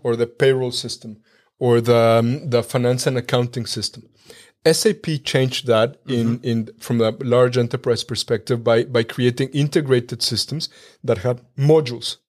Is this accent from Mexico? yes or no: yes; Mexico; moved away as an adult; now in Germany; I was born and raised in Mexico